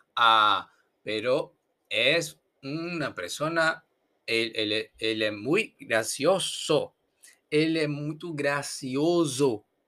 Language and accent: Spanish; Brazil; Spanish is a second language; soy perezoso brasileño